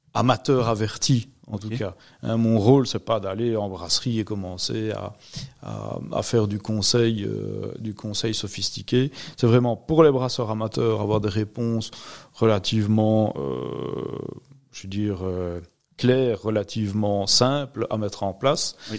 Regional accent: Rochefort, Wallonia, Belgium; Je suis originaire de Rochefort

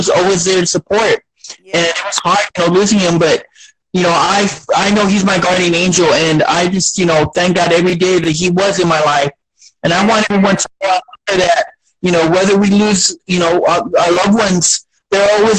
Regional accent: Beeville, Texas, United States; I was born here. I was born here in South Texas and in Beeville, Texas. And it's my home little, you know, my home little town

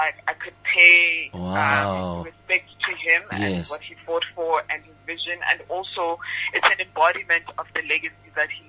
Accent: South Africa; being South African.

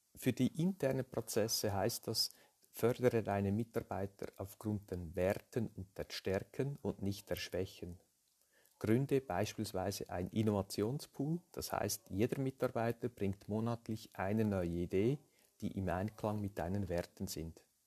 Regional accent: Lucerne, Switzerland; Ich bin aus der Schweiz, wie man hört, äh, aus Luzern, geboren in einer Unternehmerfamilie

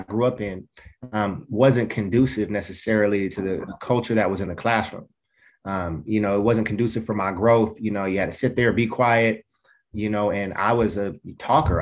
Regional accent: Portland, United States; I grew up in Black culture in inner city Portland

